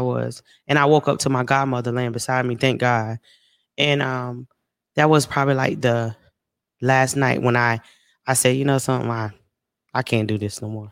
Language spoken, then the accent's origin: English; South Carolina, United States; moved away as an adult; now in Texas, United States; I'm from South Carolina, but I'm living in Texas, so I'm away from home.